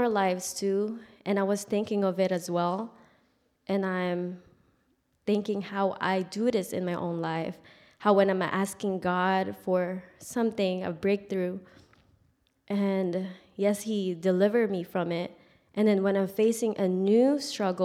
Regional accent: Philippines; moved away; I grew up in the Philippines.

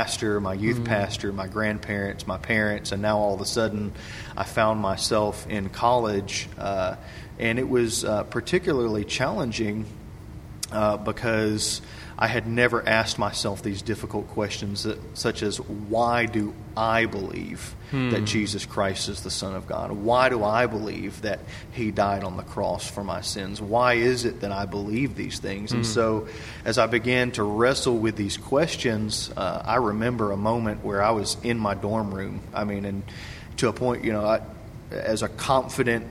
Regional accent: Cleveland, Tennessee, United States; I grew up in Cleveland, Tennessee

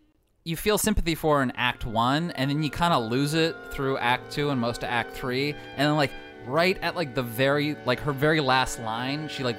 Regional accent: Washington, United States; I'm from Washington.

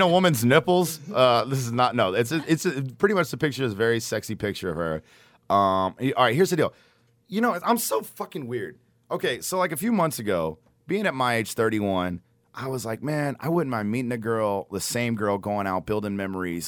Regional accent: Garland, Texas, United States; I'm from Garland

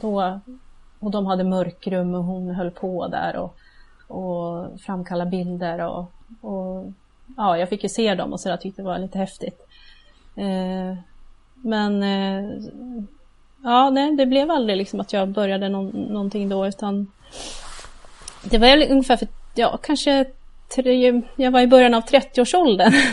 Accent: Gävle, Gävleborg County, Sweden; moved away as an adult; also born or lived in Uppsala; now in near Uppsala, Sweden; Jag kommer ju ursprungligen från Gävle. Okej. Okay. Eh, så jag har bott där ända tills jag blev ja, myndig

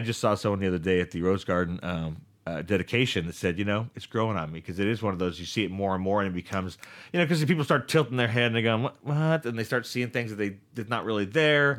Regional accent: Stockton, California, United States; I grew up in this town

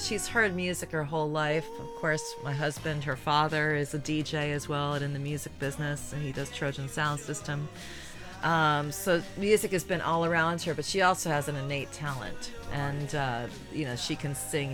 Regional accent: outside of Boston, Massachusetts, United States; I grew up outside of Boston

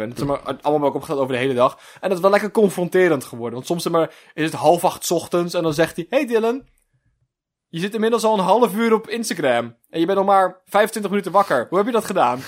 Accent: Netherlands; wij als Nederlanders echt super uniek volk zijn

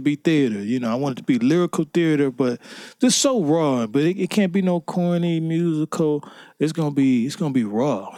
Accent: Cleveland, Ohio, United States; I'm from Cleveland, Ohio, two one six

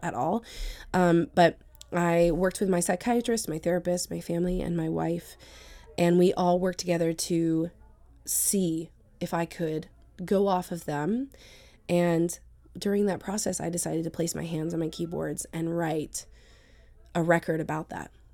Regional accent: Sterling, Virginia, United States; moved away as an adult; also born or lived in New York City; now in Washington, D.C., United States; I grew up in Northern Virginia. I grew up in Sterling

